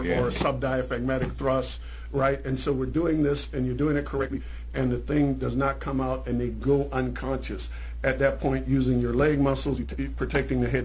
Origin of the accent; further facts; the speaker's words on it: Charleston, South Carolina, United States; in my hometown, there's something called the Charleston Nine